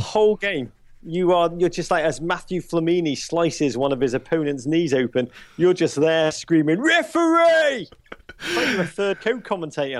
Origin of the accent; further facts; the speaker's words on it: Liverpool, North West England, United Kingdom; being English blokes coming from Liverpool